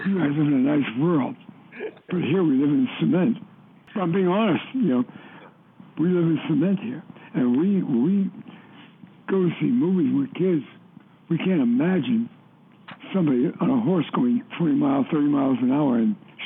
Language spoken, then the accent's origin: English; New York, United States; moved away as an adult; also born or lived in Hollywood; I was from New York